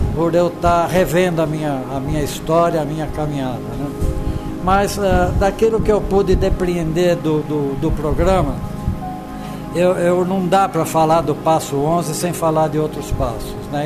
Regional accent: São Paulo, Brazil; moved away as an adult; sou de São Paulo

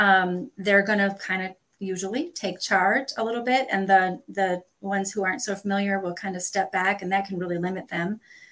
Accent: Northern United States, United States; as a Northerner who came to the South, I can promise you, you all have a bunch of weird terms

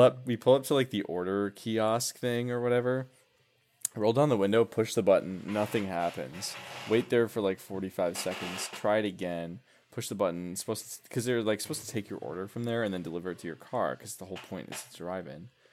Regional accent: Milwaukee, Wisconsin, United States; I worked at Miller Park when I was a kid. I'm from Milwaukee, the Milwaukee area.

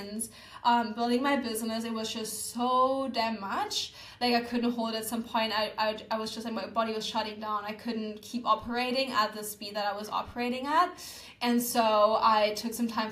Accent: Germany; moved away as an adult; now in Bali, Indonesia; I need to get out of Germany. Like, I don't feel connected to my home country.

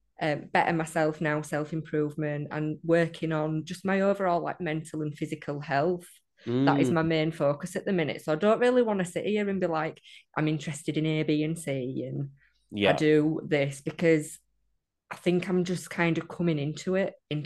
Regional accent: England, United Kingdom; accent: northern; Oh dear. Yeah, I hate my accent.

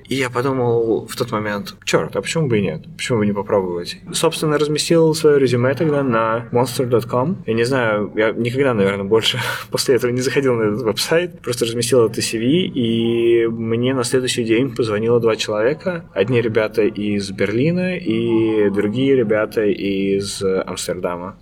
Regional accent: Khimki, Moscow Oblast, Russia; moved away as an adult; now in Amsterdam, Netherlands; я сам, ну, не из самой Москвы, я сам из Химок

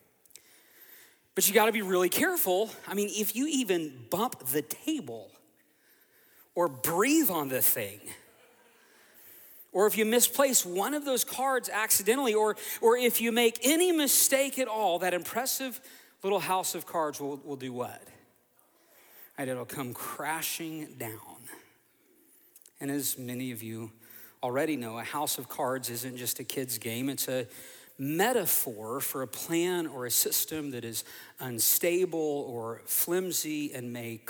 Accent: Oklahoma, United States; now in Fort Myers, United States; growing up in Oklahoma, my dad and my grandpa, they would take me

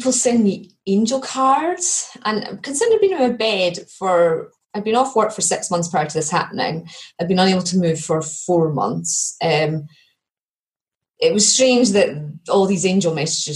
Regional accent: Perthshire, Scotland, United Kingdom; also born or lived in Edinburgh; I'm from Perthshire, which is sort of, it's a very beautiful area of Scotland

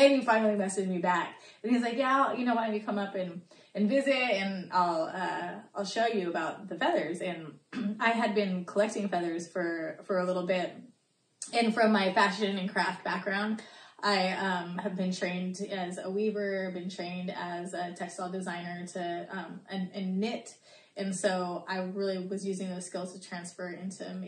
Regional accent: Mariposa, California, United States; from Yosemite, Mariposa area, born there and raised there

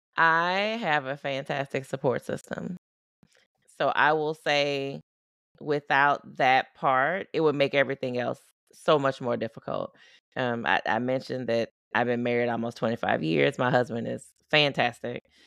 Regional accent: Baton Rouge, Louisiana, United States; moved away as an adult; also born or lived in Tulsa, Oklahoma; now in Oklahoma, United States; I grew up in Louisiana. I live in Oklahoma

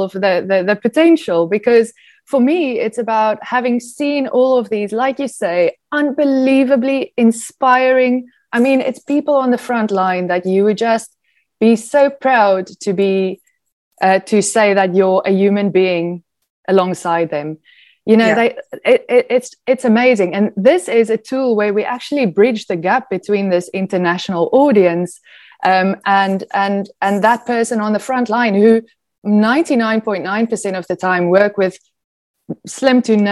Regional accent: South Africa; moved away; I'm South African

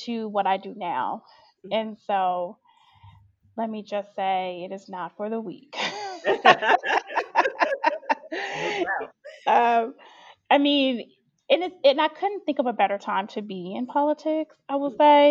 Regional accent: Chicago, Illinois, United States; I grew up in Chicago, was born and raised

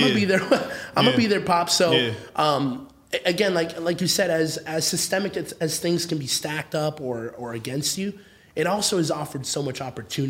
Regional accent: Akron, Ohio, United States; born or raised there; English is a second language; also born or lived in Orange County, California

